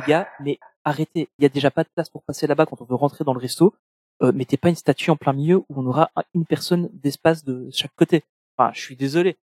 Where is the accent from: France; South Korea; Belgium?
Belgium; je suis belge